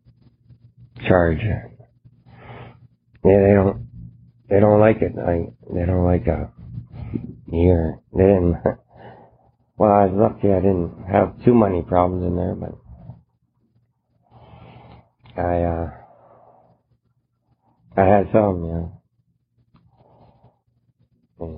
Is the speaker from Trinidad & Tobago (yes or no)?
no; Canada; moved away; I'm from Canada